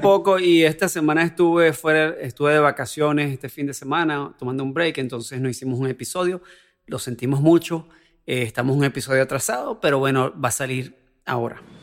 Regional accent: Venezuela; soy venezolano

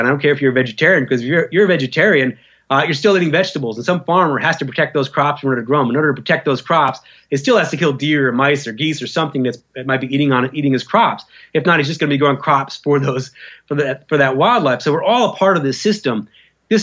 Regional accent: United States; an American who grew up in the American culture

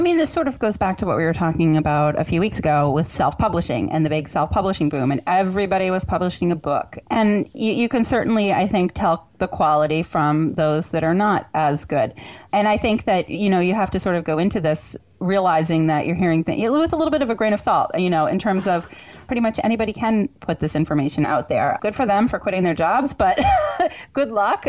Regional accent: Vermont, United States; I grew up in Vermont

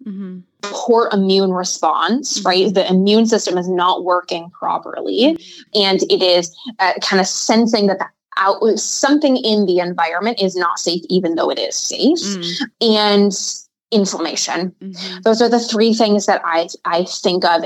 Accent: Midwest, United States; I'm from the Midwest.

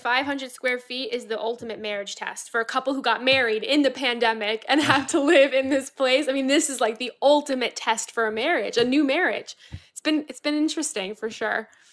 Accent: Florida, United States; now in New York, United States; I'm from Florida.

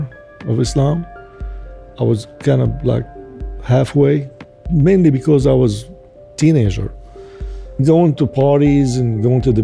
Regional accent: Damascus, Damascus Governorate, Syria; now in United States; I was born in Damascus, Syria. I lived all my life as a city boy, as they call it here.

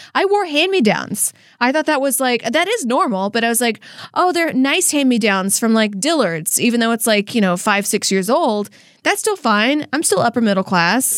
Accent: Louisiana, United States; moved away; how I was raised in Louisiana

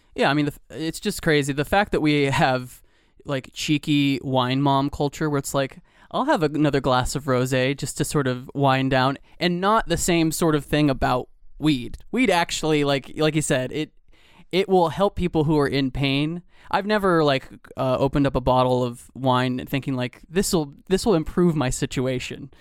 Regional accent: Georgia, United States; I'm from Georgia

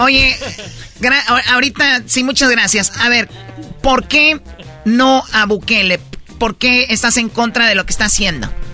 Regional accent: Mexico; nosotros somos de México

